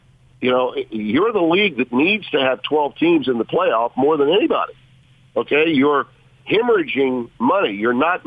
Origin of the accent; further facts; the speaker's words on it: Shreveport, Louisiana, United States; also born or lived in Connecticut / Baton Rouge / New Orleans; I've lived in Louisiana all but 4 years of my life when I was in Connecticut working at ESPN in the late 80s. I lived somewhere else. But the rest of my life, I've either been in my hometown, which is Shreveport.